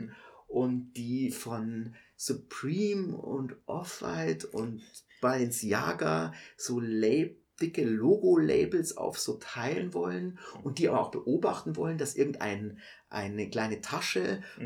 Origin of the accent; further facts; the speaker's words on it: Munich, Bavaria, Germany; also ich bin in der Maistraße geboren und habe nie längere Zeit außerhalb Münchens gelebt.